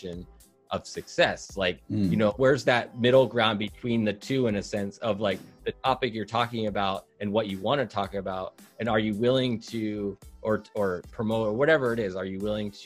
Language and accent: English; Seattle, Washington, United States; I'm from Seattle, Washington